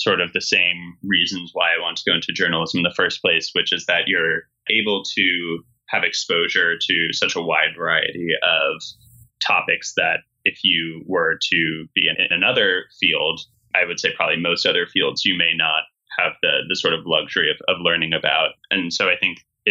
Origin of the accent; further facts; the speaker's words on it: Montclair, New Jersey, United States; my town's magazine, Montclair Magazine, where I grew up in New Jersey